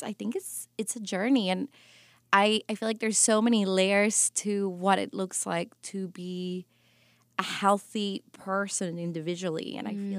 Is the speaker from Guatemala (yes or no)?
yes; Guatemala; moved away; also born or lived in New York City; growing up in Guatemala really developed who you know I am.